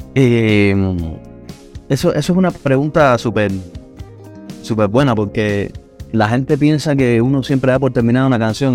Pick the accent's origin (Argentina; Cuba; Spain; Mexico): Cuba; Santa Clara, Villa Clara; accent: Cuban; moved away as an adult; now in Havana, Cuba; soy de Santa Clara, que es el centro, justo el centro de Cuba. Eh, es verdad que viví muchos años en, en La Habana, desde el año 2000. Estoy viviendo en La Habana pero nací en Santa Clara y toda, mi etapa de crecimiento y tal la, la viví ahí en, esa ciudad.